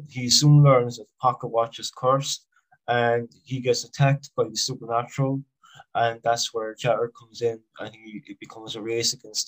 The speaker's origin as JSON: {"language": "English", "country": "Ireland", "said": "I'm from Ireland."}